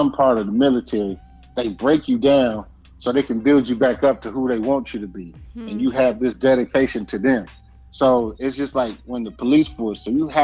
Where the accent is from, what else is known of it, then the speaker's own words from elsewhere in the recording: Compton, California, United States; I'm from Compton, California